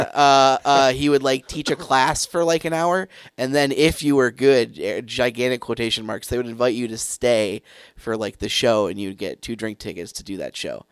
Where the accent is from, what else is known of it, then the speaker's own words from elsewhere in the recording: Grand Rapids, Michigan, United States; where I grew up in Grand Rapids